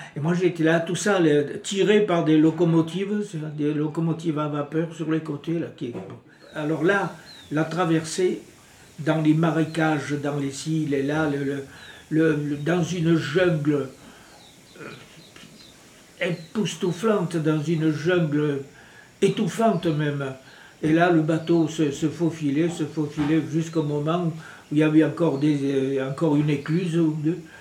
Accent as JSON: {"language": "French", "country": "France", "also_born_or_lived": "New Caledonia", "moved": "as an adult", "lives_now": "Maré, New Caledonia", "said": "j'ai quitté la France euh, au mois de février 1954. J'ai quitté la France tout simplement parce que mes parents qui tenaient un, commerce de, de vins spiritueux"}